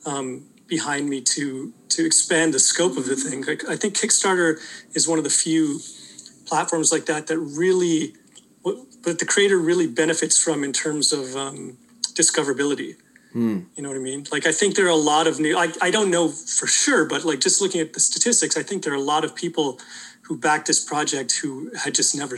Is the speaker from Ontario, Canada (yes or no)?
yes; Welland, Ontario, Canada; I grew up in like a rural area near Niagara Falls. It's in a city called Welland